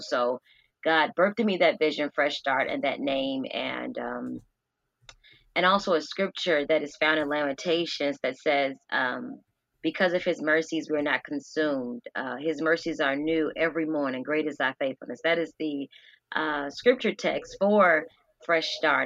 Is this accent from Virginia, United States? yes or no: yes; Norfolk, Virginia, United States; I am from Norfolk, Virginia. I'm raised with both my parents